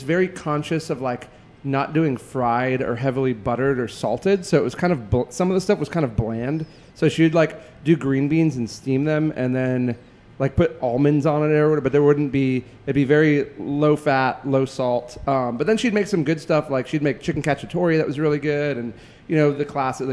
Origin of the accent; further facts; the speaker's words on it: Port Orange, Florida, United States; also born or lived in Massachusetts; now in Atlanta, United States; I was born in Massachusetts and moved to Port Orange when I was 5